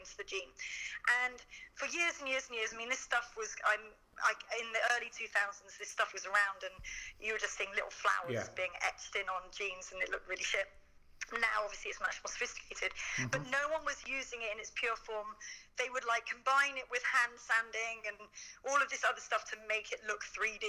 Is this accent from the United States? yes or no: no; United Kingdom; being British